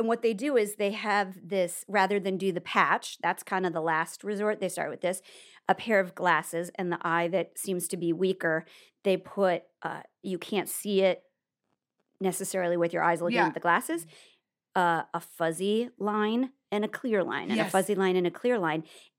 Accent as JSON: {"language": "English", "region": "Nebraska", "country": "United States", "said": "Well, I'm from Nebraska."}